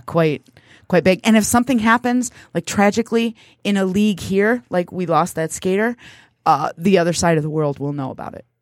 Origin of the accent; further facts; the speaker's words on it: United States; I was born here. That makes me American.